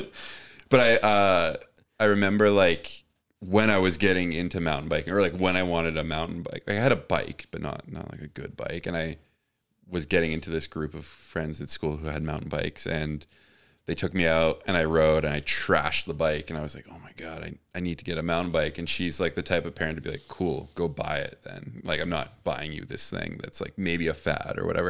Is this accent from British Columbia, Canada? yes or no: yes; Richmond, British Columbia, Canada; I grew up in Steveston in Richmond, which is like the southwestern tip of Richmond